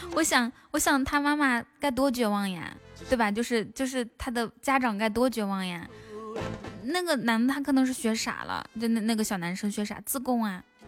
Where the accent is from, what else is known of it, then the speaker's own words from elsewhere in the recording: Inner Mongolia, China; moved away; also born or lived in Shanghai; 我是从内蒙古搬到，搬到上海